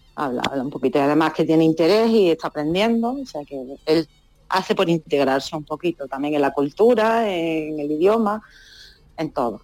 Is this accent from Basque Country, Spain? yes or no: no; Málaga, Andalusia, Spain; moved away as an adult; now in Casablanca, Morocco; yo me crié en Málaga, centro, y soy de ciudad